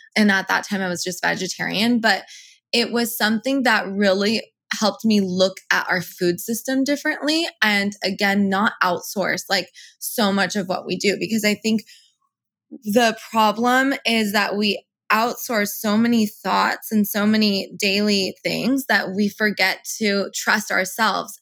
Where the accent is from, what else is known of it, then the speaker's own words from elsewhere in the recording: United States; first language Persian; English is a second language; I'm first generation Iranian American. So my parents immigrated here and I was born here.